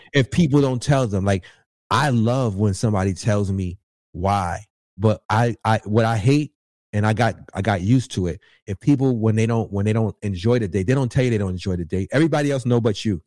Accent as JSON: {"language": "English", "region": "New York", "country": "United States", "said": "I'm from New York."}